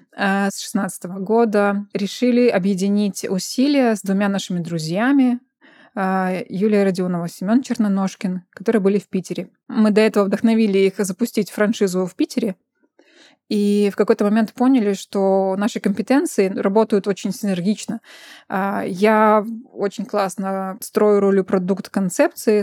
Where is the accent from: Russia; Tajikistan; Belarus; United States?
Belarus; moved away as an adult; now in Vilnius, Lithuania; сами родом из Беларуси